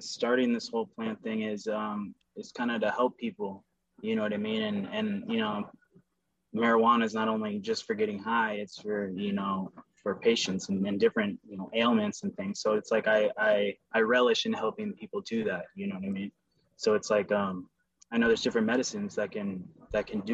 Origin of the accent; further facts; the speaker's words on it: Camarillo, California, United States; I was born here in Camarillo, never left.